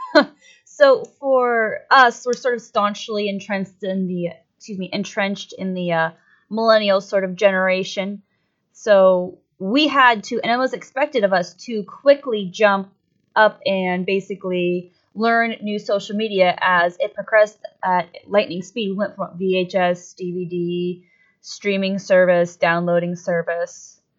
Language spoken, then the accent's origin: English; Erie, Pennsylvania, United States; I grew up here in the Erie area, right next to the Great Lakes